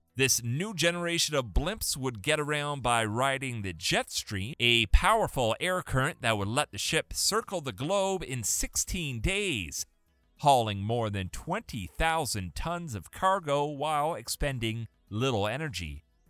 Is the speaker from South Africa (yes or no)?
no; Canada; I'm Canadian.